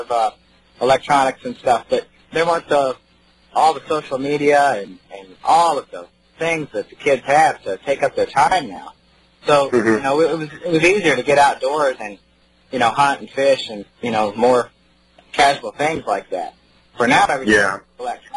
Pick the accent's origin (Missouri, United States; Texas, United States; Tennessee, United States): Missouri, United States; now in North Carolina, United States; I grew up in Missouri.